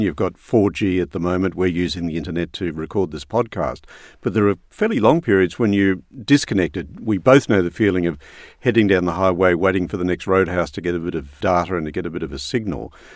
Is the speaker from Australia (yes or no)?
yes; Brisbane, Queensland, Australia; I did grow up in Brisbane, so there's that Queensland thing still in me